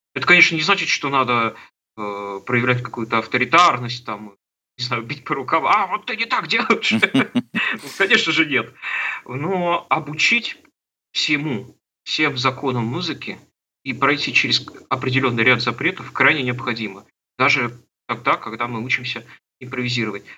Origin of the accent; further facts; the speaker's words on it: Trekhgorny, Chelyabinsk Oblast, Russia; Я родился на Урале, в Челябинской области, в городе Трехгорном, такой закрытый город. И с пяти лет я стал ходить в музыкальную школу